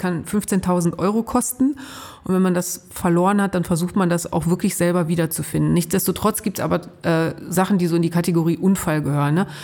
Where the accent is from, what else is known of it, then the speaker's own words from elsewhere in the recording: Ruhr area, North Rhine-Westphalia, Germany; Also ich bin im Ruhrgebiet groß geworden, weit weg vom Meer und als ordentliche Nordrhein-Westfälin